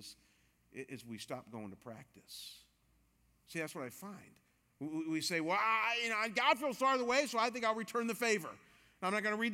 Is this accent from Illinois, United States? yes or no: no; Cleveland, Ohio, United States; moved away; also born or lived in Chicago; I've been a Cleveland Browns fan because I'm from Cleveland